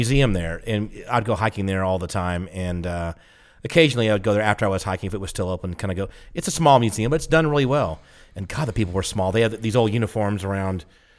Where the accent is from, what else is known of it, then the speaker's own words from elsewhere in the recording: the South, United States; I'm from the South.